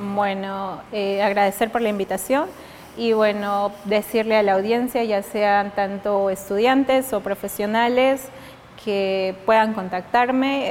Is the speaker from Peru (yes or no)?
yes; Oxapampa, Pasco, Peru; moved away as an adult; also born or lived in Miskolc, Hungary; Oxapampa, que es mm. mi ciudad natal